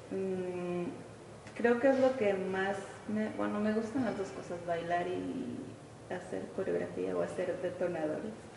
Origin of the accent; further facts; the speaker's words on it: Ensenado, Baja California, Mexico; moved away as an adult; now in Tijuana, Mexico; radico en Tijuana, soy de Ensenado, municipio que está cerquita de Tijuana